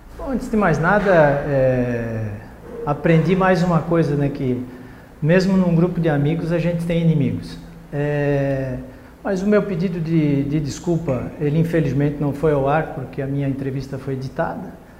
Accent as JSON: {"language": "Portuguese", "town": "Blumenau", "region": "Santa Catarina", "country": "Brazil", "said": "eu sou cidadão blumenauense, né? sou catarinense e sou brasileiro"}